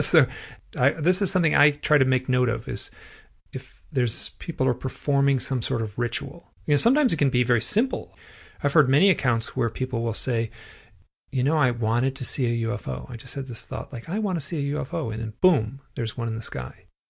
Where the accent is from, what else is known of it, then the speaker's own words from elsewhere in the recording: Michigan, United States; I'm from Michigan